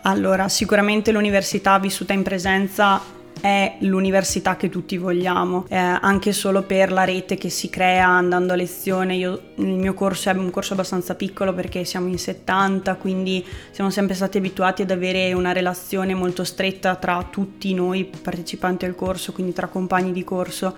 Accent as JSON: {"language": "Italian", "area": "Province of Rovigo", "region": "Veneto", "country": "Italy", "moved": "as an adult", "lives_now": "Rovereto, Italy", "said": "Io sono veneta, provincia di Rovigo"}